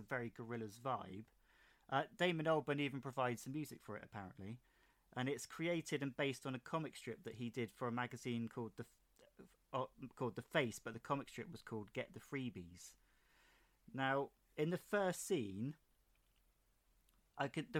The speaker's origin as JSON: {"language": "English", "region": "England", "country": "United Kingdom", "said": "I'm English"}